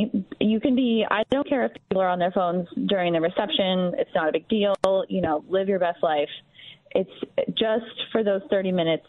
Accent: Florida, United States; now in Shaker Heights, United States; I'm from Florida. My parents are there

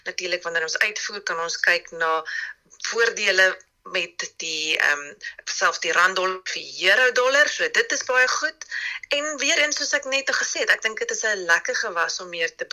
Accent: South Africa; ons as Suid-Afrikaners

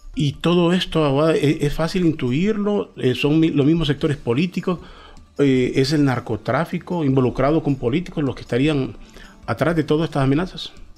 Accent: Honduras; los hondureños

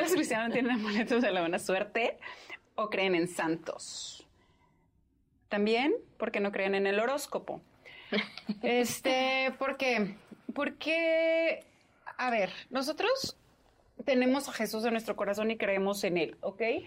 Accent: Sonora, Mexico; now in Mexico City, Mexico; no soy de México, yo soy de Sonora

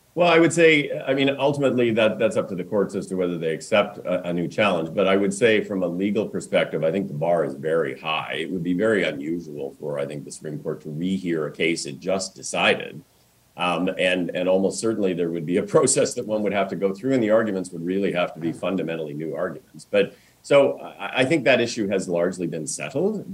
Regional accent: Saskatchewan, Canada; I grew up in Saskatchewan

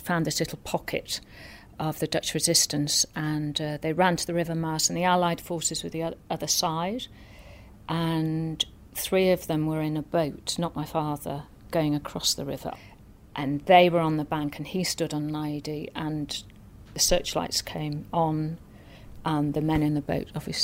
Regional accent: North Wales, United Kingdom; I grew up in North Wales, a tiny town in North Wales.

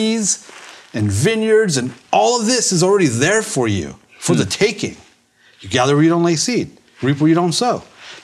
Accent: Burbank, California, United States; I'm from LA, I'm from Hollywood, I'm from Burbank, the media capital of the world

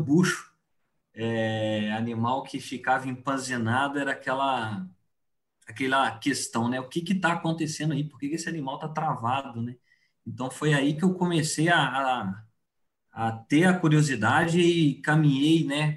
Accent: southern Minas Gerais, Brazil; moved away as an adult; now in Cuiabá, Brazil; Eu sou é, mineiro do sul de Minas, né? Hoje estou aqui em Cuiabá fazendo é, meu doutorado

